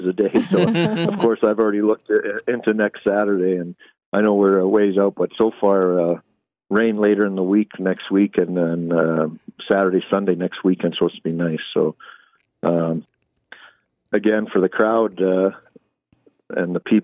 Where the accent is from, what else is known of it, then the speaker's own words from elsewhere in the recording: Calgary, Alberta, Canada; I was born and raised in Calgary, Alberta.